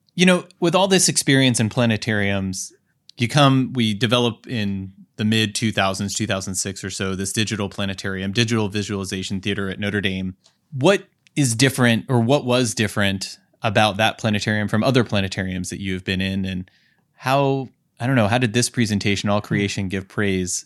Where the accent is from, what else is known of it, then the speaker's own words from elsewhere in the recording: California, United States; I'm from California